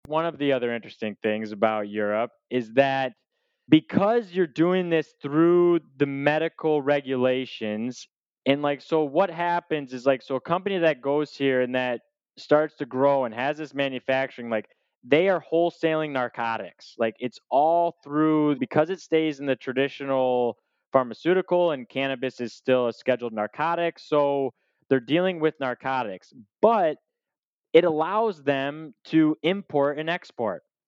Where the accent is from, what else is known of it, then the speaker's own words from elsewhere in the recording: Michigan, United States; accent: American; moved away as an adult; also born or lived in Kalamazoo, Michigan / Tennessee; now in Lisbon, Portugal; I grew up in the state of Michigan